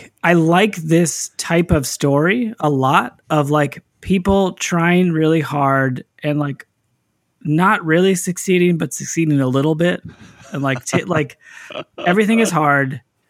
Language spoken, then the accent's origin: English; California, United States; In Northern California, we'll get to it.